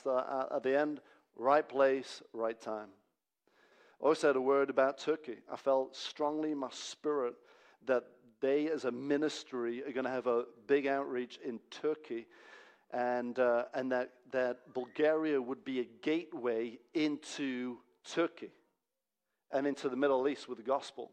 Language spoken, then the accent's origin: English; Hungary; now in Manchester, United Kingdom; my home country